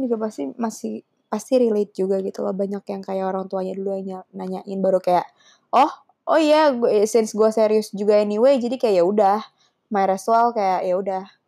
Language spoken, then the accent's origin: Indonesian; Java, Indonesia; sense aku Jawa